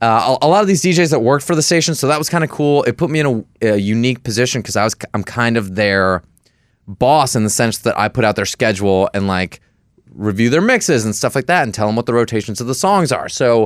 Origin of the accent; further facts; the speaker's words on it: Detroit, Michigan, United States; moved away as an adult; now in Philadelphia, United States; I grew up in Detroit.